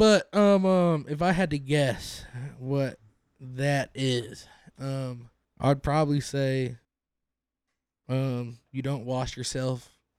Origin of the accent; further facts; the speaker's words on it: Jacksonville, United States; I'm from Jacksonville.